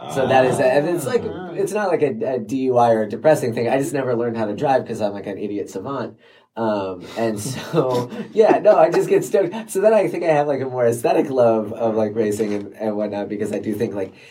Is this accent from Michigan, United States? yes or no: yes; Detroit area, Michigan, United States; So I was the first one born here. My dad's from South Africa.